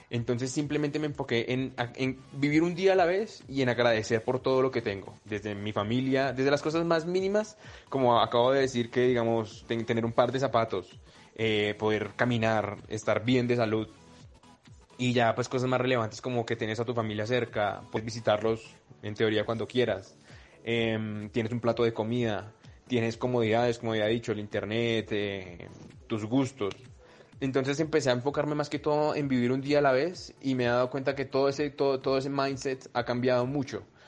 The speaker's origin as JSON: {"language": "Spanish", "region": "Bogotá", "country": "Colombia", "said": "vengo del sur de Bogotá."}